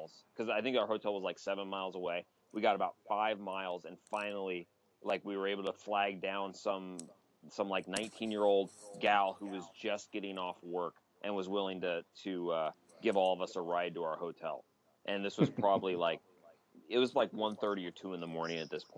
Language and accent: English; Ellensburg, Washington, United States; I do love my hometown.